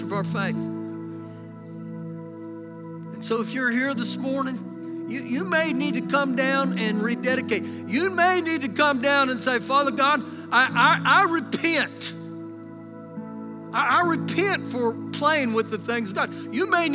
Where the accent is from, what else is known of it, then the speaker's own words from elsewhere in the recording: United States; us as American Christians